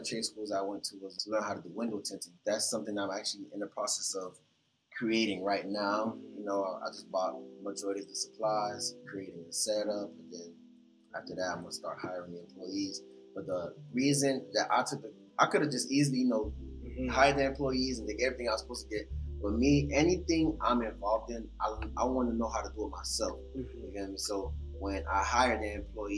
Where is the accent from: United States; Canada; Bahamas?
Bahamas; moved away; I was born in Bahamas to Haitian parents